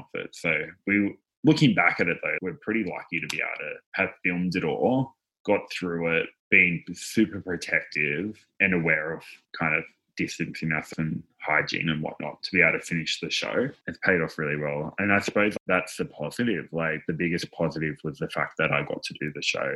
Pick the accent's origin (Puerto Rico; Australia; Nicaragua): Australia; Newcastle, New South Wales; I'm from Newcastle, like we're pretty chill here, relaxed